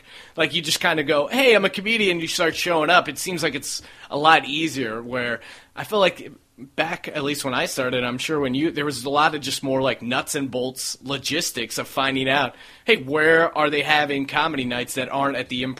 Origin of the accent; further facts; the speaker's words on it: East Coast, United States; now in Los Angeles, United States; When you know, I came from the East Coast, so I think that's part of what made me come out to LA instead of New York.